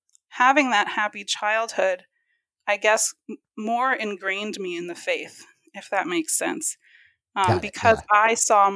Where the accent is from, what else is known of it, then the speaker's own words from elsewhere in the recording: New York, United States; also born or lived in Louisiana; When we moved from Louisiana to New York, when I was about in third grade, we kind of, progressed to a more liberal church than the Church of Christ.